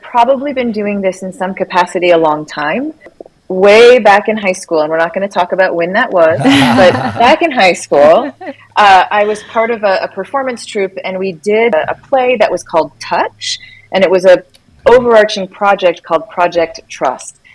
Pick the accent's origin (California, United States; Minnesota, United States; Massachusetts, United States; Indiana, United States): Minnesota, United States; also born or lived in Missouri; now in Washington, United States; I grew up in Minnesota